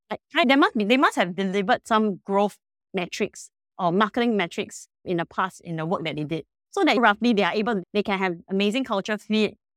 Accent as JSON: {"language": "English", "country": "Singapore", "said": "I'm personally a Singaporean and we are a Singapore-based company"}